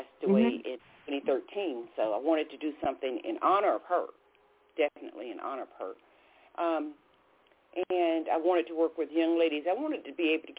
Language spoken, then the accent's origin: English; Bridgeport, Connecticut, United States; now in Charlotte, United States; I'm actually from Bridgeport, Connecticut, but we're right here in Charlotte, North Carolina